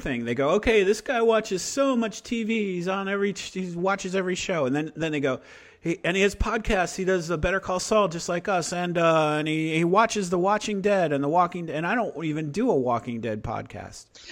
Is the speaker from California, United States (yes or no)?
no; Chicago, Illinois, United States; I'm from Chicago